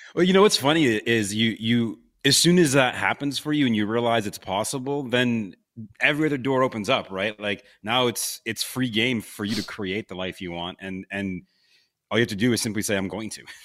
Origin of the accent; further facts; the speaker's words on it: Buffalo, New York, United States; moved away as an adult; also born or lived in Los Angeles / Pensacola; twenty years of growing up in Buffalo, New York